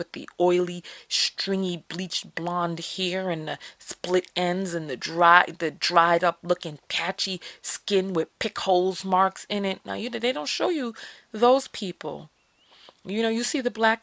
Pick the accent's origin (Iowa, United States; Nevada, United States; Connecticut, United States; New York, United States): New York, United States; moved away; I'm from New York